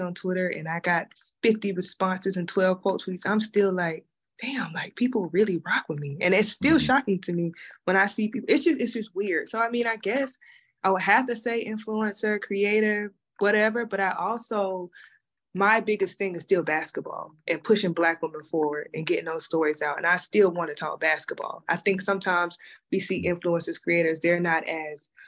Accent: South Carolina, United States; I'm from South Carolina

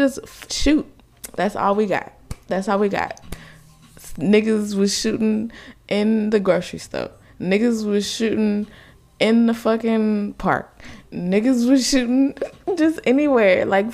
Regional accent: United States; I just live here. I was just born here

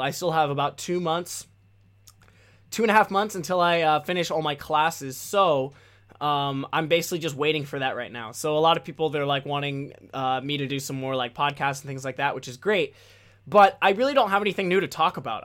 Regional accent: United States; first language English; as an American, as a Westerner

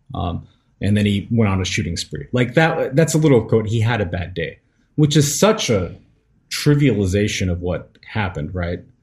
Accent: United States; I am an American

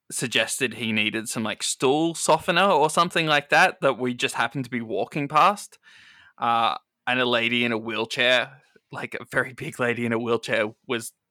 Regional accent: Australia; As an Australian

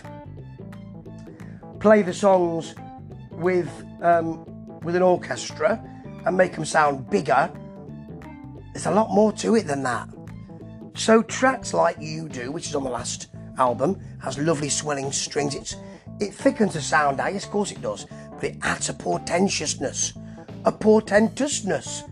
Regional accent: England, United Kingdom; I am an Englishman.

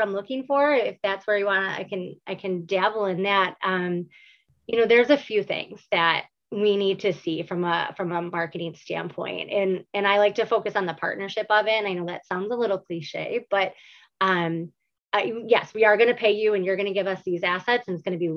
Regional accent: Buffalo, New York, United States; born and raised in Buffalo, New York.

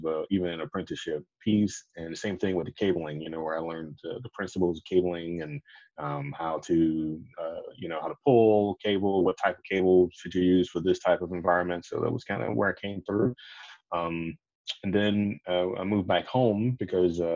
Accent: Jacksonville, Florida, United States; also born or lived in Tampa, Florida; I moved away from my hometown of Jacksonville, Florida, to Tampa to attend school.

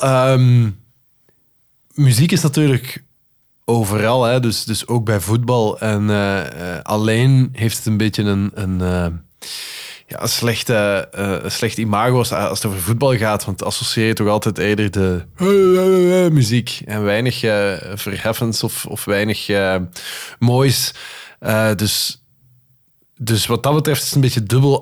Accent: Flanders, Belgium; accent: Flemish; also born or lived in Netherlands; ik wel degelijk heel mijn leven, of zo goed als heel mijn leven in België gewoond heb

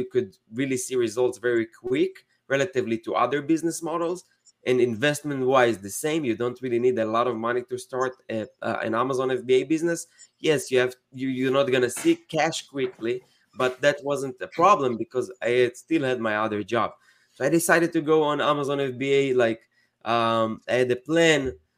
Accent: Israel; moved away as an adult; now in United States; I'm from Israel originally, and I moved to the States 8 years ago

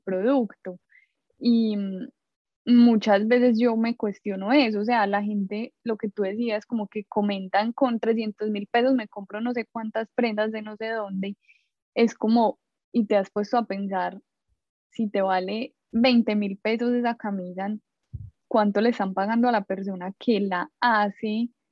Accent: Medellín, Antioquia, Colombia; moved away as an adult; now in New York, United States; soy de Medellín

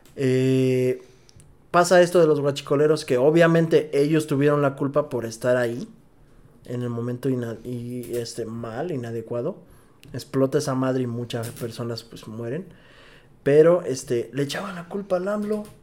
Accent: Mexico; como mexicano

